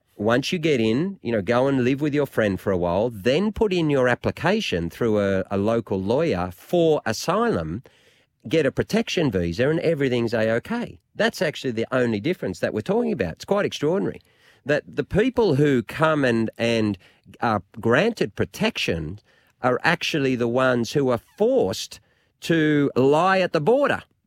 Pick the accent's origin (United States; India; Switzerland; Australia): Australia; Lismore, New South Wales; I'm from Lismore